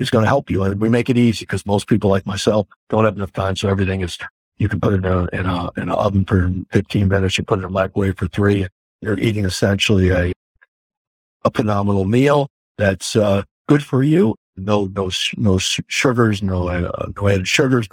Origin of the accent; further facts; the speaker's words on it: Woodstock, New York, United States; moved away as an adult; also born or lived in Texas; now in Woodstock, Connecticut, United States; I grew up in Woodstock, New York, headed to California, ended up in Texas